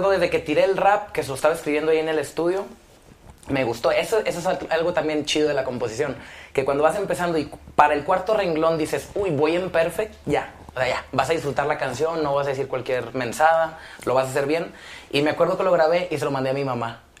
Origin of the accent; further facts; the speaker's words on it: Mexico; disculpen mi ignorancia, sé que soy mexicano